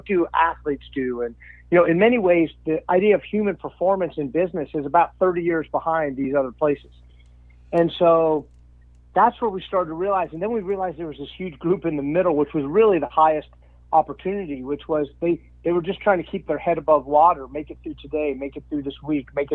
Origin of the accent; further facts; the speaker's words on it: Washington, District of Columbia, United States; now in Phoenix, United States; I'm from Washington, D.C., but lived in Phoenix for, you know, a long time now